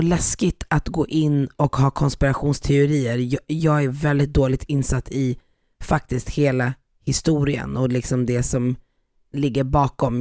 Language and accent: Swedish; Sweden; also born or lived in North Africa; Jag är, jag är född i Sverige, men jag kommer från Afrika, Nordafrika, ett land där man pratar arabiska